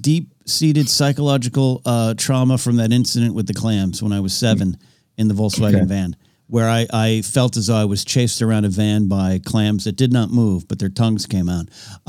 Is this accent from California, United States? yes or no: yes; Pismo Beach, California, United States; I grew up, as you all know, Central Coast, Pismo Beach.